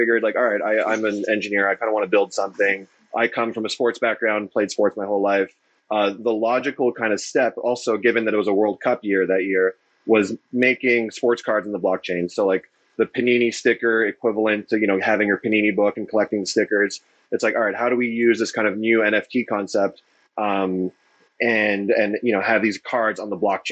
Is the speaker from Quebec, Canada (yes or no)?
yes; Montreal, Quebec, Canada; born and raised in Montreal, studied computer science.